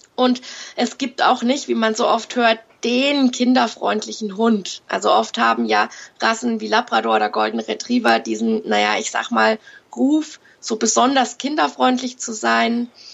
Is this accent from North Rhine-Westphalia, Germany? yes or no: no; Fürth, Bavaria, Germany; Ich komme aus Fürth in Franken